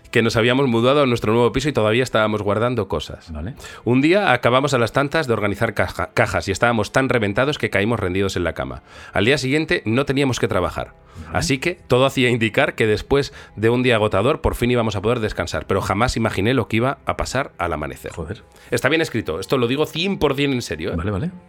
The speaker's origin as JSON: {"language": "Spanish", "town": "Seville", "region": "Andalusia", "country": "Spain", "said": "soy de Sevilla"}